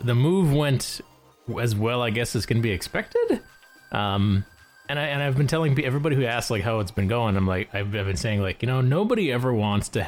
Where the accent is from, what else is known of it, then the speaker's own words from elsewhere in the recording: Wisconsin, United States; moved away as an adult; now in Indiana, United States; I'll probably always be a Badger at heart